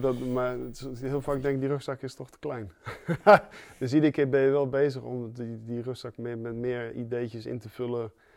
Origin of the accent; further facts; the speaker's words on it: Zeeland, Netherlands; ik kom uit Zeeland